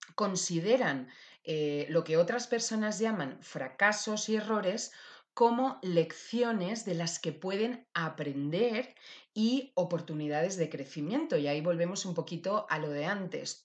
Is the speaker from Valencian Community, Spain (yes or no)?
yes; Valencia, Valencian Community, Spain; mi tierra querida, Valencia.